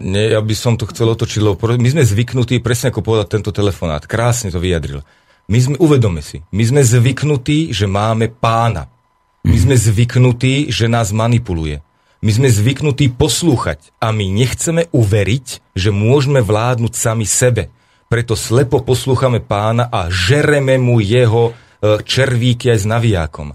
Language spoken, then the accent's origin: Slovak; Slovakia; Ja žijem tiež na Slovensku, ja som Slovák